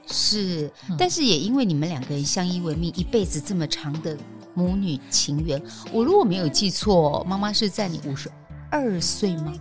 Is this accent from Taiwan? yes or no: yes; Keelung, Taiwan; 我国中那一年嗯住基隆，然后那时候是租房子，在嗯海事专科学校对面